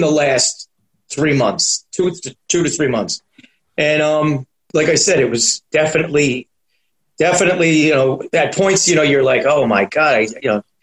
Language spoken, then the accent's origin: English; New York City, New York, United States; also born or lived in Astoria, Queens; I was born and raised in Manhattan